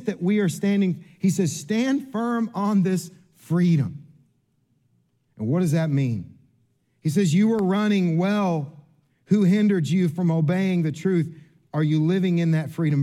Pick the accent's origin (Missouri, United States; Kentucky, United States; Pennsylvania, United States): Kentucky, United States; I'm from Kentucky